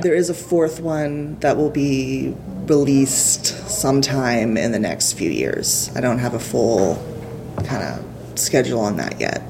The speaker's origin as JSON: {"language": "English", "town": "Houston", "region": "Texas", "country": "United States", "said": "I'm from Houston"}